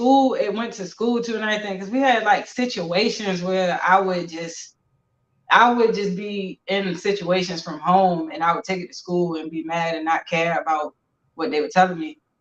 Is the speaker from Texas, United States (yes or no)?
no; Baltimore, Maryland, United States; I'm from Baltimore City, from Park Heights area.